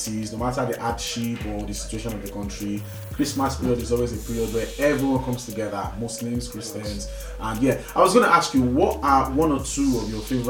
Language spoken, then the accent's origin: English; Nigeria; now in United Kingdom; growing up in Nigeria